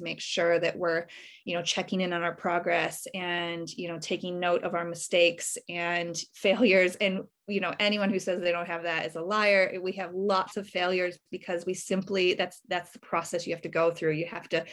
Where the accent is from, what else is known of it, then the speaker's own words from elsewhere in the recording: United States; now in Australia; I'm obviously originally from America. I've been in Australia for many years now